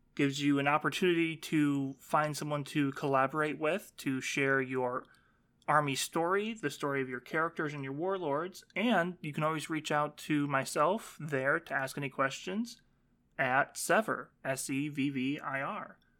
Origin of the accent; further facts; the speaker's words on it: Iowa, United States; my home state of Iowa